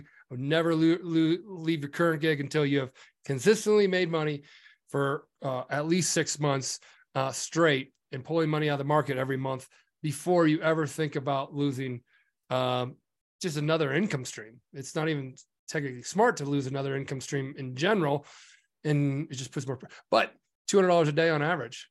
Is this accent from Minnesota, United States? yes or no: no; Nebraska, United States; I'm from Nebraska and I grew up on a farm.